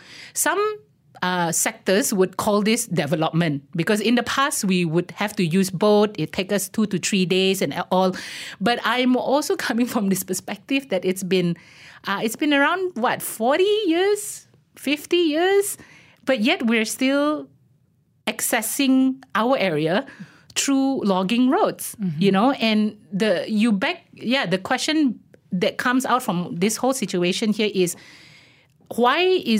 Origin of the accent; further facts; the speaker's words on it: Baram, Sarawak, Malaysia; So first and foremost, I am Indigenous as well. I come from Baram.